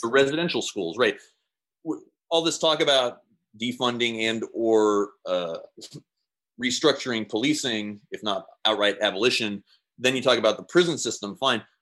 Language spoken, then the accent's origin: English; Seattle, Washington, United States; I'm from Seattle